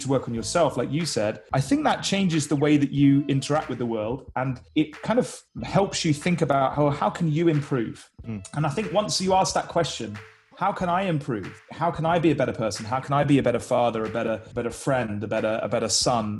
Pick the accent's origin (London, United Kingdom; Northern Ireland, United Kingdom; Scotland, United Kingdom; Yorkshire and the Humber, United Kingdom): London, United Kingdom; also born or lived in Nottingham; now in South Wales, United Kingdom; I'm from London, moved to Nottingham, and then recently fled Nottingham to South Wales in the UK here.